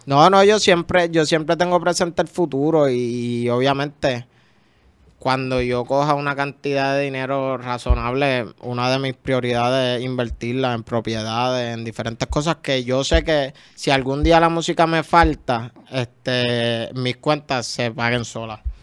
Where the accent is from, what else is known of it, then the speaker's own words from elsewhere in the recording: San Juan, Puerto Rico; yo soy de Cupa y de las cumbres, San Juan